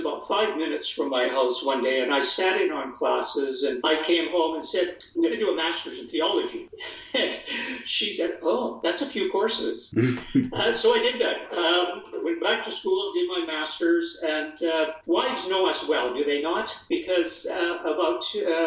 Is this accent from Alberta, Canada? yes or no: no; Perth, Ontario, Canada; moved away as an adult; also born or lived in Kingston, Ontario; now in Guelph, Canada; I was born in Perth, Ontario, a little town of 6,000 people in eastern Ontario, about an hour west of Ottawa, the capital